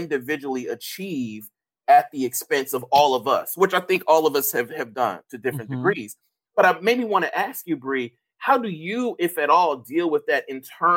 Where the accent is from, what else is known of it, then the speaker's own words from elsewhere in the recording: Mississippi, United States; I come from Mississippi, right? The blackest state in the union